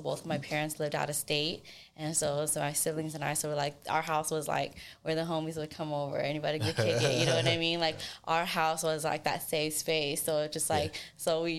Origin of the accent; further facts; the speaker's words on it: Sacramento, California, United States; from Sacramento.